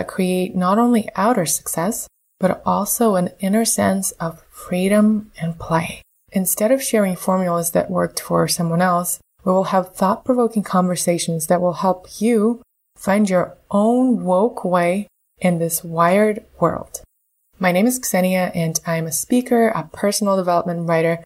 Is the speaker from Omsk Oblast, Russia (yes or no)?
no; Moscow, Russia; also born or lived in Canberra, Australia; I was born in Moscow, and when I was 2 months old, my parents moved to Canberra, Australia. My dad, he used to be a diplomat. We spent the first 5 years of my life there, and then came back to Russia.